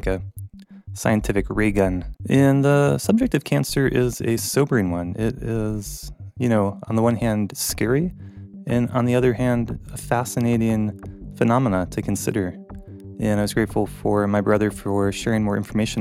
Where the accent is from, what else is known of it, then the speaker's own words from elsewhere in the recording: North Carolina, United States; moved away; I grew up in North Carolina with my family.